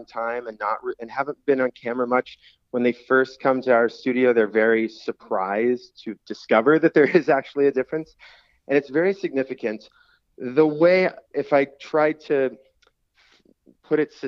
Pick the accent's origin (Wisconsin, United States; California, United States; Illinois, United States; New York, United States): California, United States; Oceano; moved away as an adult; now in Los Angeles, United States; I grew up in Oceano, went to Arroyo Grande High School